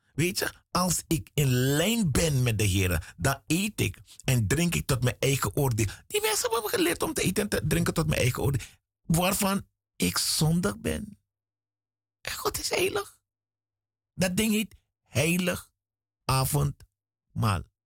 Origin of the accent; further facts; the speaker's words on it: Suriname; Ik ben in Suriname geboren.